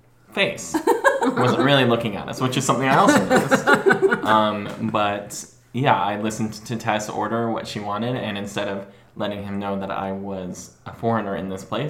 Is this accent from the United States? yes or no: yes; Chico, California, United States; now in Portland, United States; I am born and raised in Chico, California. I was born and raised in Chico, California. I now live in Portland, Oregon